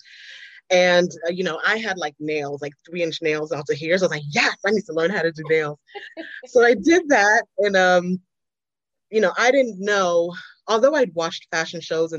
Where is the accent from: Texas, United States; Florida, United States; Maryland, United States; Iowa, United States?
Florida, United States; South; also born or lived in London, England / Atlanta; I was born in London. My parents are Jamaican, moved to South Florida when I was 9